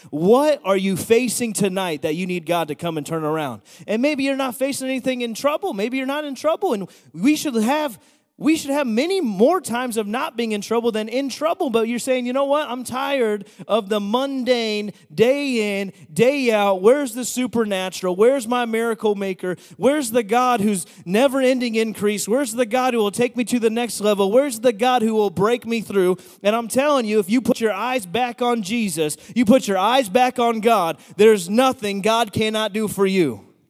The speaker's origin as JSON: {"language": "English", "town": "Bethlehem", "region": "Pennsylvania", "country": "United States", "said": "I'm from Bethlehem"}